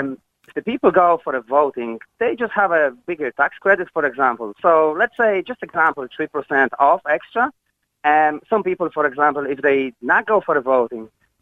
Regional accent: Poland; English is a second language; moved away as an adult; now in Ireland; Originally, I'm from Poland.

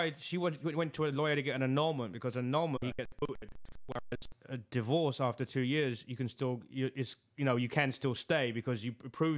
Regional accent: England, United Kingdom; now in United States; I'm from England.

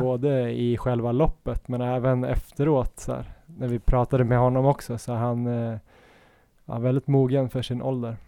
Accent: Stockholm, Stockholm County, Sweden; moved away; när jag var hemma i Stockholm

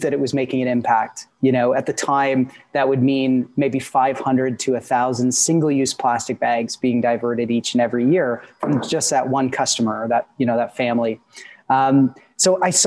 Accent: Peterborough, Ontario, Canada; also born or lived in Guelph, Ontario; I grew up in Peterborough, Ontario

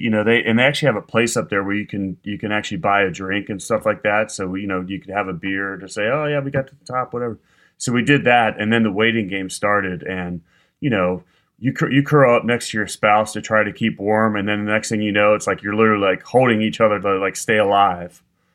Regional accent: Midwest, United States; I grew up in the Midwest, but after living in the South for so long, I've turned into the biggest wimp.

